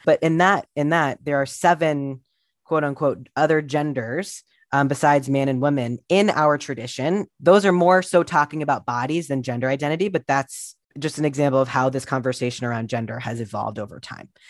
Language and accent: English; Columbus, Ohio, United States; I grew up in Columbus, Ohio in the eighties and nineties